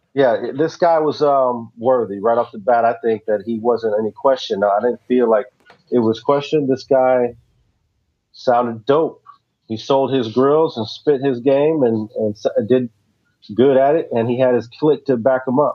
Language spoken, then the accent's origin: English; the South, United States; I'm from the South